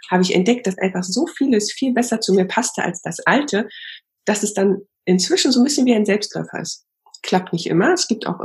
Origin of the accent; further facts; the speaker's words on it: East Germany, Germany; Ich bin auch in der DDR aufgewachsen.